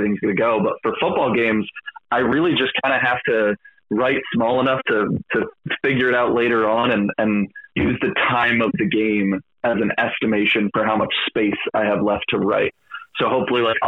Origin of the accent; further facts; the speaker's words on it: Philadelphia, Pennsylvania, United States; I'm from Philadelphia